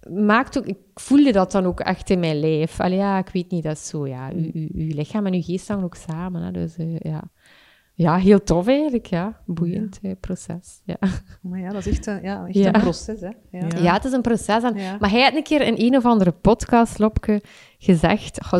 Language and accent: Dutch; Ghent, East Flanders, Belgium; now in Torhout, Belgium; Ik, ik kom van Gent, maar... Um, mijn verhuis naar, naar Torhout.